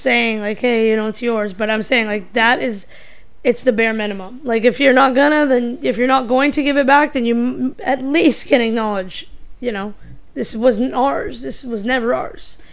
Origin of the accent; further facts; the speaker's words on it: Canada; I'm Indian, but I grew up in North America instead of India